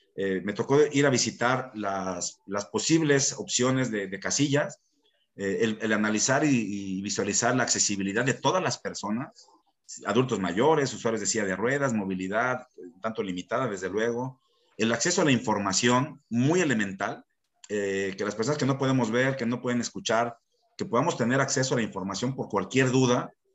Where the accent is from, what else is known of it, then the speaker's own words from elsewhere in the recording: Mexico; como mexicanos